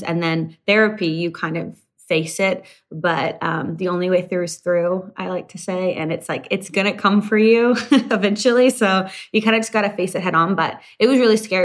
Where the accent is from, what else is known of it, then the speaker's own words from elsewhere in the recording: Canada; moved away; I'm originally from Canada and started my career up in Canada